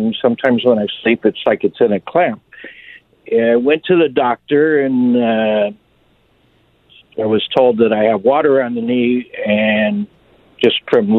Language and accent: English; Los Angeles, California, United States; My father passed away when I was really young, so I grew up without a father. I grew up in the San Fernando Valley.